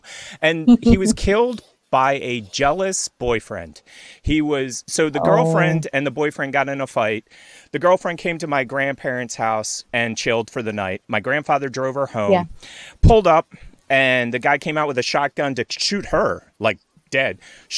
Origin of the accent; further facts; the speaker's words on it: United States; We're American, and I even though I have a horrible story, I want you to have a gun. Like that's being an American.